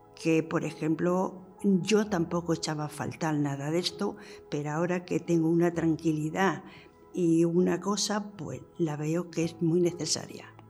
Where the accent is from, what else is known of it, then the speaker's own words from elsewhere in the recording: Logrosán, Extremadura, Spain; moved away as an adult; also born or lived in Barcelona; me fui de aquí de Logrosán con 18 años, me fui a Barcelona. He vivido 50 años en Barcelona